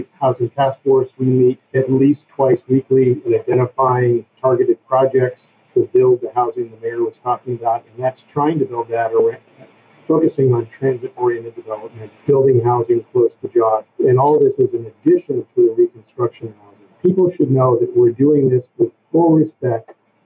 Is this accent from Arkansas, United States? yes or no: no; Petaluma, California, United States; my hometown of Petaluma